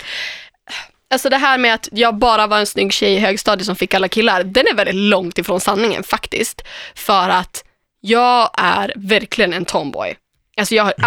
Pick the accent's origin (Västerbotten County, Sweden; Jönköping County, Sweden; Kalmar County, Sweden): Västerbotten County, Sweden; Umeå; moved away; Östra Ersboda, där jag kommer ifrån.